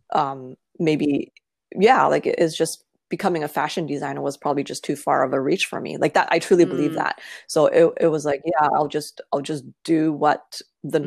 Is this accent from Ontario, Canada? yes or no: yes; Toronto, Ontario, Canada; I was born and raised in Toronto